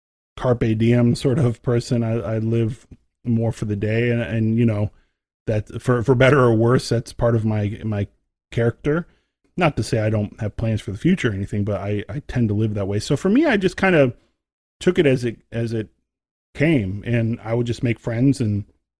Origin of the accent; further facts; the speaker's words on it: Texas, United States; you know, as you know, growing up in Texas, you have to join the band. You have to do it.